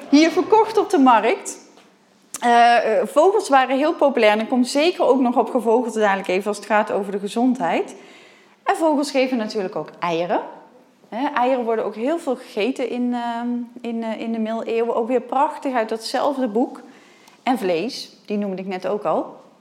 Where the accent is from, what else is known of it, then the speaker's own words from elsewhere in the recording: Nijmegen, Gelderland, Netherlands; ik kom uit Nijmegen